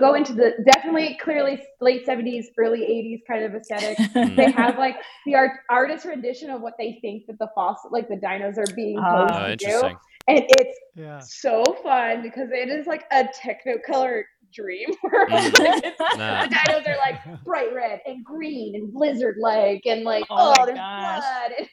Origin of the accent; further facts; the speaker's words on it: Alberta, Canada; I grew up in Alberta as a kid